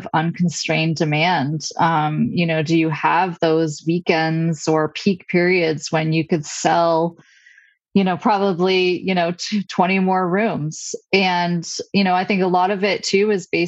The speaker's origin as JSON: {"language": "English", "town": "Stowe", "region": "Vermont", "country": "United States", "tie": "born or raised there", "moved": "yes", "said": "build a different kind of life back in my hometown"}